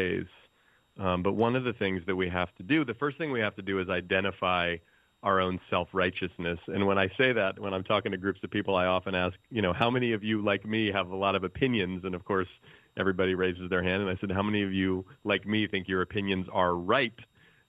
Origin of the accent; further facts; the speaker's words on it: the Bay Area, California, United States; I grew up in the Bay Area where I still live